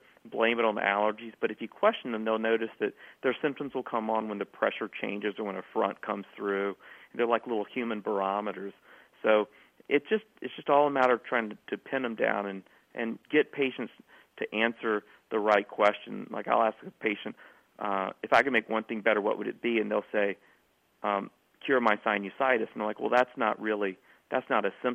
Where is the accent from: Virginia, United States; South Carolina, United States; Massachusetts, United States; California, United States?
South Carolina, United States; my hometown in South Carolina